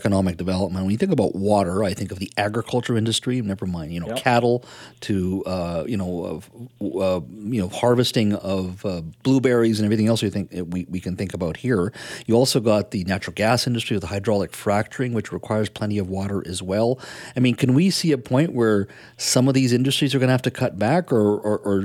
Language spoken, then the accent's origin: English; British Columbia, Canada; as Canadians, as British Columbians